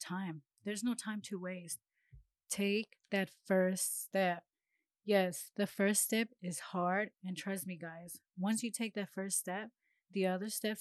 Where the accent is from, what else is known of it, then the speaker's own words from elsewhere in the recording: Los Angeles, California, United States; moved away as an adult; now in Huntsville, United States; I am from Los Angeles, California. I am currently living in Huntsville, Alabama